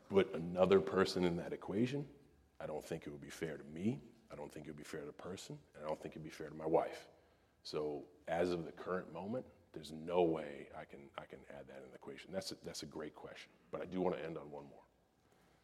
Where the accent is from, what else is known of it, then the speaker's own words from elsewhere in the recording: West Newbury, Massachusetts, United States; I'm from West Newbury, Massachusetts.